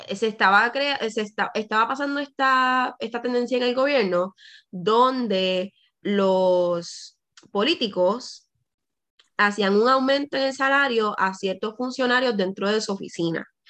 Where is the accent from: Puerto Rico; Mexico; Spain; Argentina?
Puerto Rico; en Puerto Rico sí somos caribeños